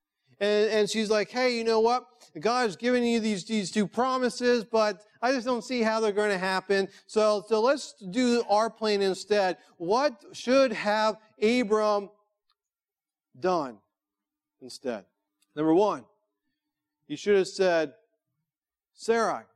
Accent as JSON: {"language": "English", "country": "United States", "said": "as American followers of Jesus"}